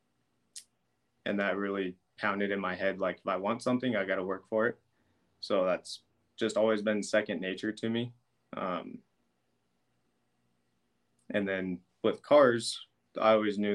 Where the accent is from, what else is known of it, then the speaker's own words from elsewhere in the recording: Brush, Colorado, United States; I was born and raised in Brush.